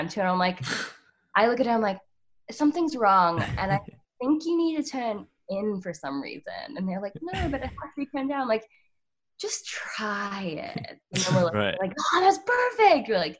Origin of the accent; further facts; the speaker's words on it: Australia; I actually can't vote because I'm Australian.